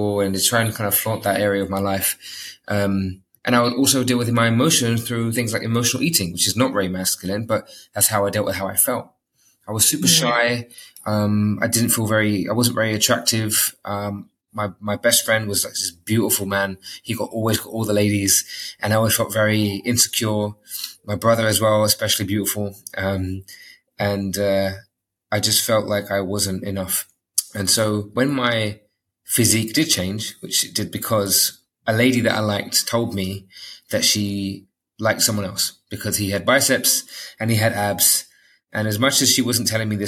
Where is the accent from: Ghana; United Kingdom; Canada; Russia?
United Kingdom; London; moved away as an adult; now in Dubai, United Arab Emirates; I was brought up in London